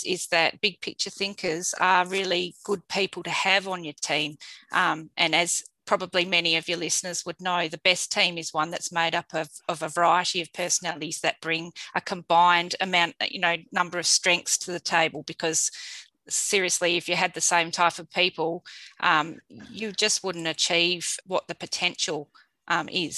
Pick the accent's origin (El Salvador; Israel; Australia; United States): Australia; Perth, Western Australia; living and having been grown up in Perth and born in Perth